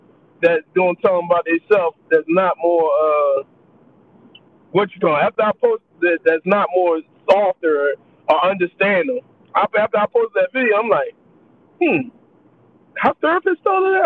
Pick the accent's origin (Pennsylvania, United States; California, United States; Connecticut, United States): Pennsylvania, United States; Philadelphia; I'm proud of where I came from. Like, I'm a kid from North Philly